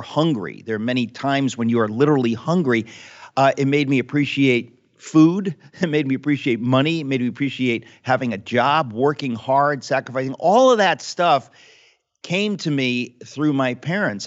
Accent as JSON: {"language": "English", "country": "United States", "tie": "born or raised there", "said": "the kids that I grew up with in America"}